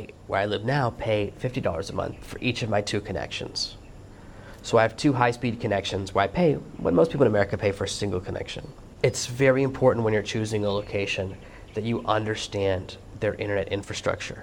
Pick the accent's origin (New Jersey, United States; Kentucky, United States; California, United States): California, United States; Los Angeles; moved away as an adult; I grew up in Los Angeles where it's very hot, but it's a dry heat